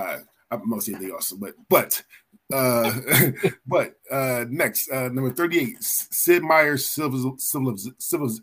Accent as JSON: {"language": "English", "town": "Philadelphia", "region": "Pennsylvania", "country": "United States", "moved": "yes", "lives_now": "Oregon, United States", "said": "I'm from Philadelphia, but I live in Oregon now"}